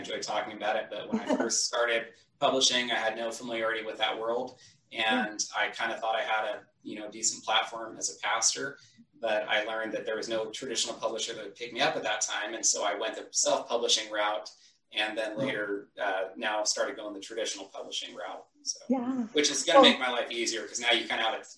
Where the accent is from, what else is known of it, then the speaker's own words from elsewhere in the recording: Northern California, United States; moved away as an adult; also born or lived in Southwest Washington; now in Washington, United States; My wife and I grew up in Northern California together. That's where we spent most of our lives before coming to Washington